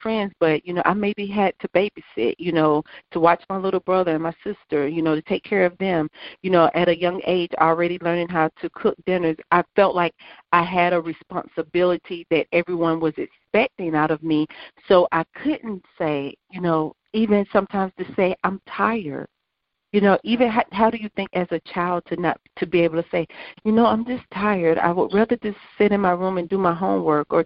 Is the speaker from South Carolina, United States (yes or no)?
yes; South Carolina, United States; I grew up here in South Carolina